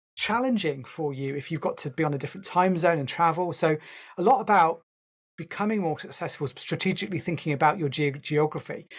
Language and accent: English; United Kingdom; I'm a Brit